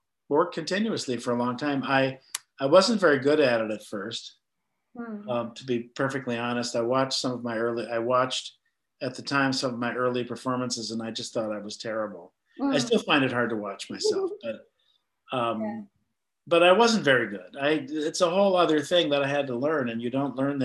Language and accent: English; northern Minnesota, United States; I was raised in Minnesota, which being a Jewish kid in northern Minnesota was an interesting perspective on life